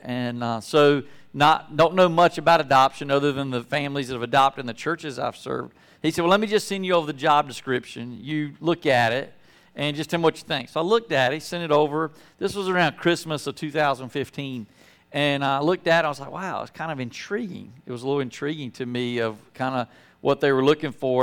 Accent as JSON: {"language": "English", "town": "Apex", "region": "North Carolina", "country": "United States", "tie": "born or raised there", "moved": "as an adult", "said": "growing up in Apex"}